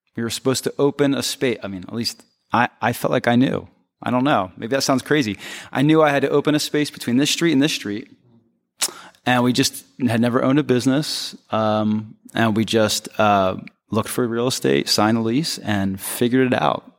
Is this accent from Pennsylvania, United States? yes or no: yes; Philadelphia, Pennsylvania, United States; moved away as an adult; also born or lived in Chicago / New York; I'm from Philly, I'm from the East Coast, that's where I grew up